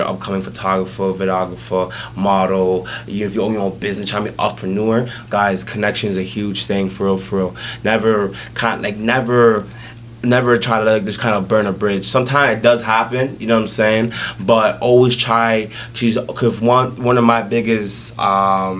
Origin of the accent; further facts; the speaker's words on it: Toronto, Ontario, Canada; born in Jane and Finch, went to high school at Westview, Jane and Finch, born in a hospital